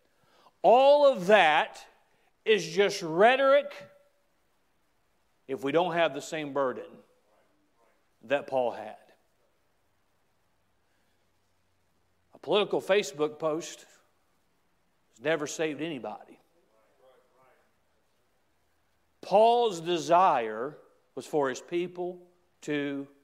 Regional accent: United States; I am an American

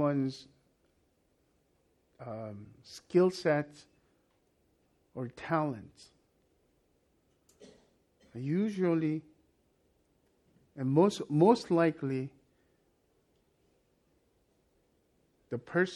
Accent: South Korea; moved away; when I was growing up in Korea

